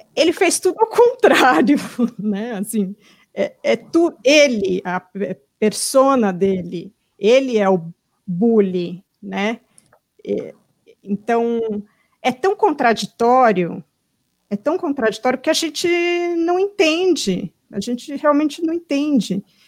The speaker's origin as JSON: {"language": "Portuguese", "region": "São Paulo", "country": "Brazil", "moved": "yes", "lives_now": "United States", "said": "eu vou para São Paulo, quando eu chego ali perto da Zona Oeste, onde eu morava"}